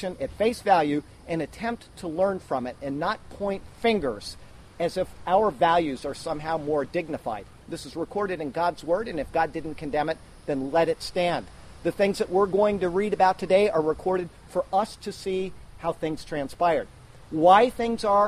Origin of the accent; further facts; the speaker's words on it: United States; me as an American